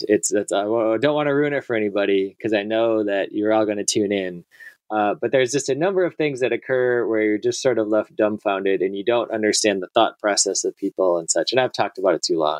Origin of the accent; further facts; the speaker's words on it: Wisconsin, United States; moved away as an adult; now in the South, United States; my home state of Wisconsin